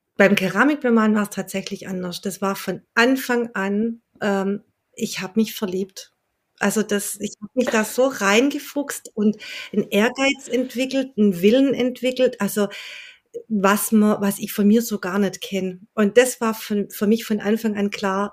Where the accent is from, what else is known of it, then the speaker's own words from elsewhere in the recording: Welzheim, Baden-Württemberg, Germany; ursprünglich komme ich aus Welsheim, ein ganz kleiner Ort im Welsheimer Wald